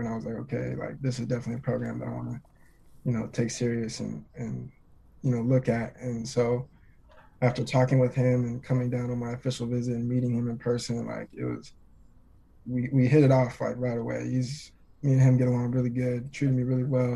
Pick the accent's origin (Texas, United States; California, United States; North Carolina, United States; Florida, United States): California, United States; Twentynine Palms; moved away as an adult; also born or lived in Nebraska; Twenty Nine Palms is in the high desert. I live Twenty Nine Palms is about an hour away from Palm Springs